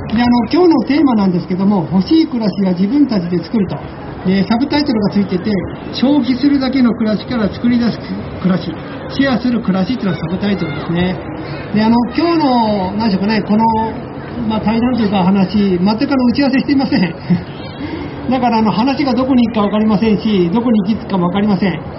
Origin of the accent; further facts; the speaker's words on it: Yokohama, Kanagawa, Japan; moved away as an adult; also born or lived in Kyoto; now in Kobe, Japan; 私あのもともと横浜の出身でかれこれ三十数年前に、えー、京都に引っ越してきて